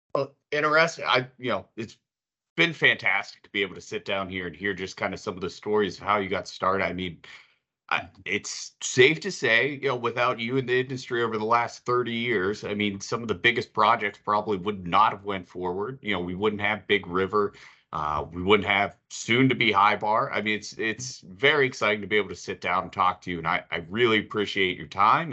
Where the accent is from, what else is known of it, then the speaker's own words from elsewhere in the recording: Pittsburgh, Pennsylvania, United States; I'm from Pittsburgh, live in Pittsburgh